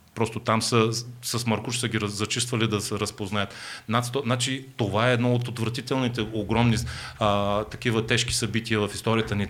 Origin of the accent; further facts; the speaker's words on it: Bulgaria; ние като българи, а, като българска държава